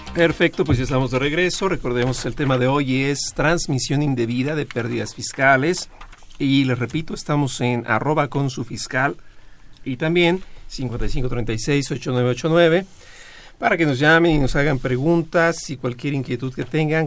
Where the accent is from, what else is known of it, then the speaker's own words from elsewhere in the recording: Mexico; somos de México